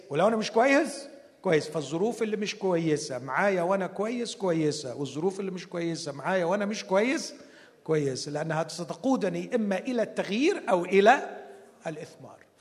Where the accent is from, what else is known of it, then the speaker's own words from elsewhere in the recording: Alexandria, Alexandria Governorate, Egypt; عندنا في اسكندرية